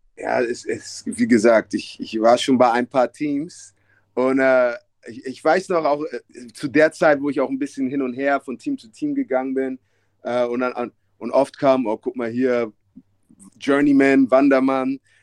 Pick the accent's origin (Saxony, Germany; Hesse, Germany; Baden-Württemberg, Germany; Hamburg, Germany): Hamburg, Germany; moved away as an adult; ich bin in Ostdorf aufgewachsen, ja. was in West-Hamburg ist